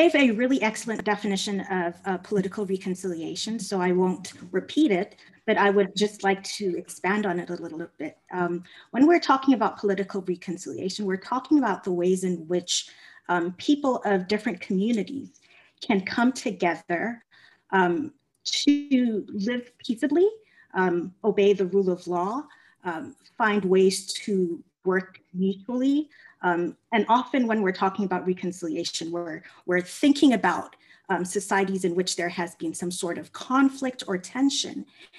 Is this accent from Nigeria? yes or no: no; South Africa; also born or lived in Ghana / Kenya; now in United States; I am a Ghanaian American. So my family is originally from Ghana in West Africa, but I grew up in Ghana, Kenya, and South Africa. My formative years were spent in South Africa